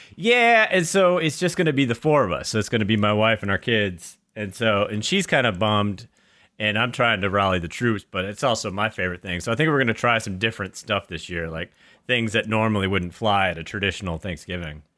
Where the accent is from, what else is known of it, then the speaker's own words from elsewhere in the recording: New Hampshire, United States; growing up in New Hampshire